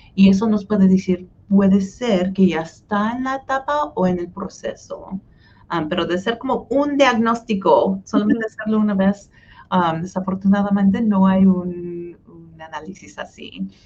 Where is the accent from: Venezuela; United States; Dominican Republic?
United States; Hutchinson, Kansas; first language Spanish; also born or lived in Wichita, Kansas; now in Kansas City, United States; fui al colegio de comunidad de Hutchinson, que es donde nací y donde todavía viven mis papás, en el sur centro de, Kansas.